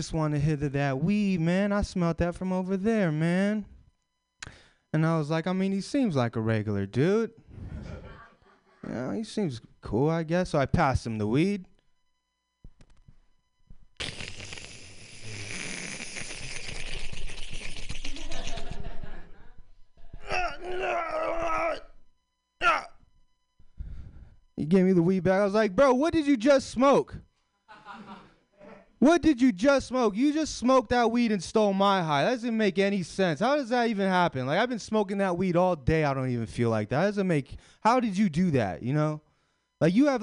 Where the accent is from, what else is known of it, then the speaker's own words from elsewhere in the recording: Sacramento, California, United States; now in San Francisco, United States; I'm from Sacramento.